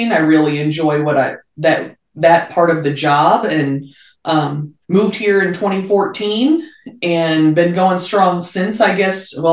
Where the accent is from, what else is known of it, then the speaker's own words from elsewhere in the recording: Northeast Indiana, United States; moved away as an adult; now in Montana, United States; I'm from Northeast Indiana originally, um, you know, not necessarily a huge beef state.